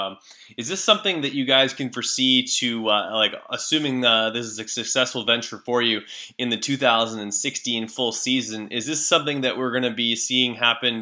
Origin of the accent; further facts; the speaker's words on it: Canada; being Canadian